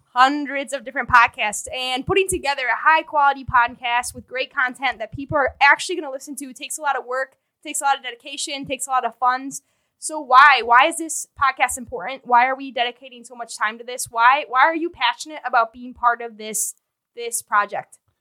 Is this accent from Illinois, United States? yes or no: yes; Chicago, Illinois, United States; I was born and raised here in Chicago